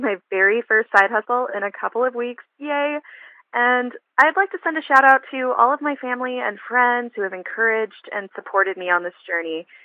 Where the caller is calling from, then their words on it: San Antonio, Texas, United States; I'm calling from San Antonio, Texas.